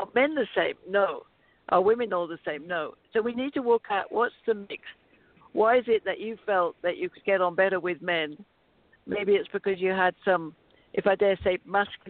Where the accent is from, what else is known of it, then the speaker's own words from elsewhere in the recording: United Kingdom; moved away as an adult; now in United States; I love being in America because I'm not an American. I'm British